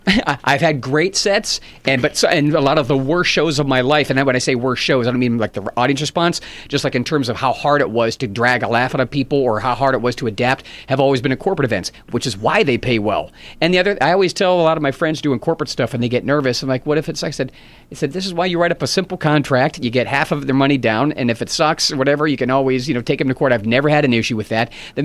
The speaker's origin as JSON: {"language": "English", "town": "Pittsburgh", "region": "Pennsylvania", "country": "United States", "tie": "born or raised there", "said": "It's been a while. I've done some corporate stuff there, but not the clubs. My hometown is great."}